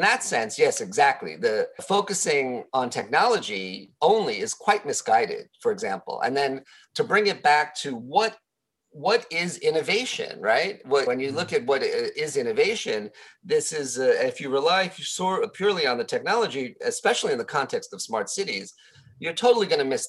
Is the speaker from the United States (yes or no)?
yes; New York City, New York, United States; now in Japan; I'm originally from New York City